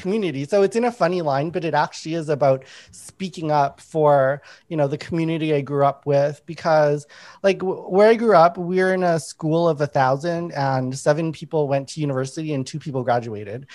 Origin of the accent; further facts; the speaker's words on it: Winnipeg, Manitoba, Canada; I grew up in Winnipeg